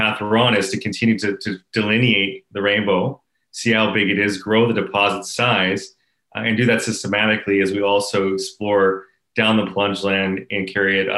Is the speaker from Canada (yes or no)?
yes; Canada; I'm back in home here in Canada